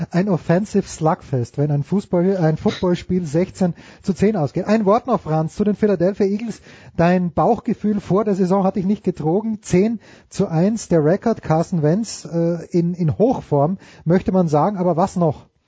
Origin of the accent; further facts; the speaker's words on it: Austria; wir als Österreicher